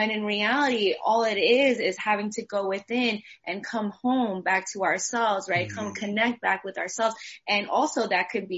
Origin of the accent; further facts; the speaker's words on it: New York, United States; moved away as an adult; now in San Diego, United States; I'm from New York originally, so I'm from the land of the hustle